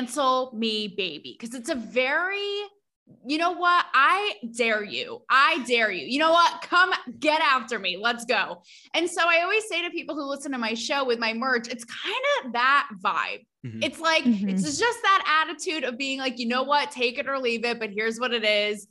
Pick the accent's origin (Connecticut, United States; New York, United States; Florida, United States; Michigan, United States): Connecticut, United States; New Fairfield; moved away as an adult; also born or lived in Los Angeles / Pennsylvania; I went to New Fairfield High School and then I went to Penn State